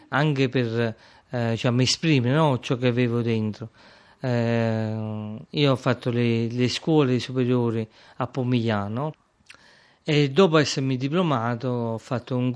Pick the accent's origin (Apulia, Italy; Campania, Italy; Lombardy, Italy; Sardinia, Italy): Campania, Italy; Acerra; born there; sono nato ad Acerra il 30 eh, aprile del 1978. Sono nato come si nasceva prima, sono nato in casa, eh, in via Annunziata